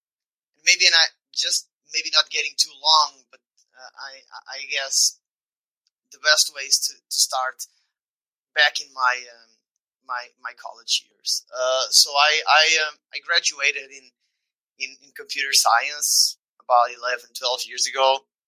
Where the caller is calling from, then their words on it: Lisbon, Portugal; I'm tuning in from Lisbon in Portugal, like southwest corner of the European continent.